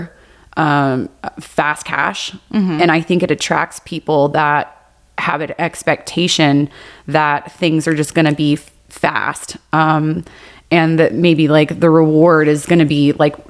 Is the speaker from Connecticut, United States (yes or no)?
no; Texas, United States; now in Las Vegas, United States; I was raised in Texas